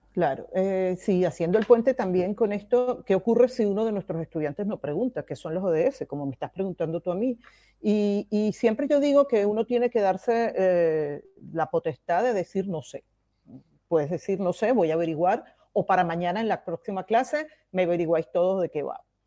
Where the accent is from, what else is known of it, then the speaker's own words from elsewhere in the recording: Venezuela; moved away as an adult; now in Barcelona, Spain; Yo nací en Venezuela eh, y desde el año 2008 vivo en España y me vine con mis dos hijos